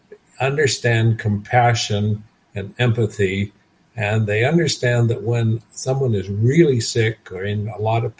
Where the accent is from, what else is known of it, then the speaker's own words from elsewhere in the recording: Nova Scotia, Canada; also born or lived in British Columbia; now in Kelowna, Canada; I live in Kelowna, British Columbia. I was born in Nova Scotia, but I've lived in British Columbia for more than 50 years.